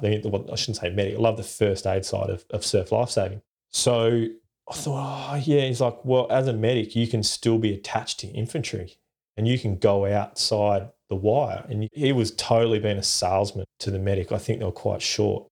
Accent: Perth, Western Australia, Australia; I grew up in Perth in Western Australia

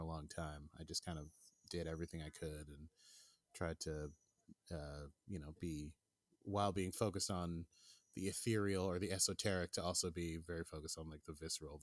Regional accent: New York City, New York, United States; I grew up here. I was born and raised in Brooklyn

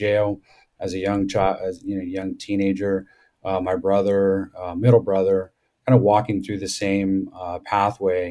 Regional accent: Southern California, United States; moved away as an adult; now in Colorado, United States; I grew up in Southern California with a very loving, parents

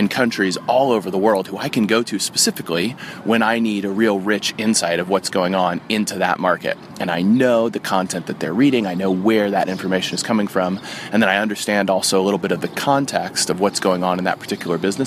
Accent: United States; also born or lived in Oxford; the country that I'm from America

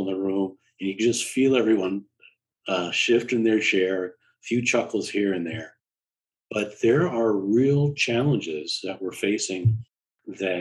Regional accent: New York, United States; also born or lived in Chicago / Washington, District of Columbia, United States; now in Boston, United States; I'm from the Metro New York area, I'm in Boston

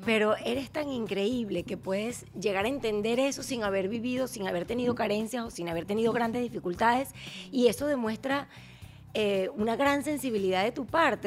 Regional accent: Venezuela; now in United States

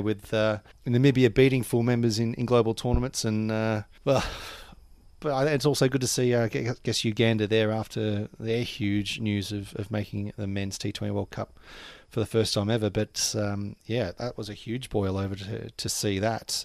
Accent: Australia; moved away as an adult; now in Vanuatu; an Australian growing in Australia

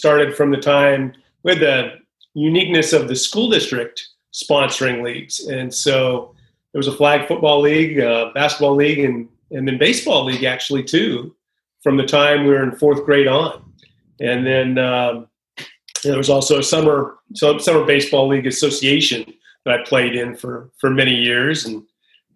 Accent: the Bay Area, California, United States; Grew up in the Bay Area, and actually a fourth generation Californian

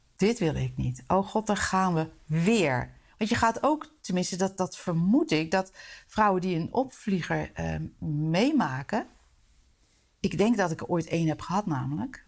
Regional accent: Netherlands; wij als Nederlanders

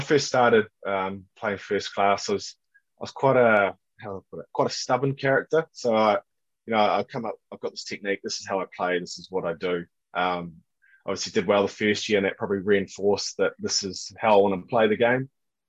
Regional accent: New Zealand; moved away; also born or lived in Perth, Australia; growing up in New Zealand and then Perth

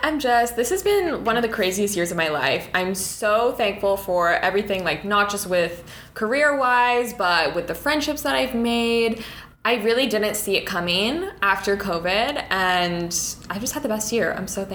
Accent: Orlando, Florida, United States; now in New York, United States; I'm from Orlando, Florida.

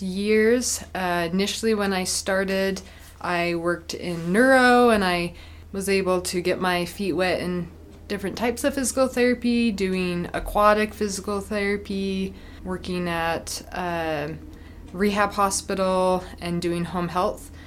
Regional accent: Utah, United States; I'm from Utah

